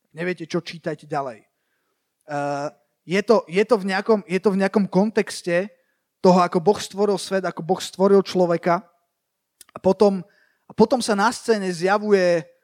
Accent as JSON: {"language": "Slovak", "town": "Bratislava", "region": "Bratislava Region", "country": "Slovakia", "tie": "born or raised there", "said": "ja som vyrastal v, akože tak, tak v Bratislave"}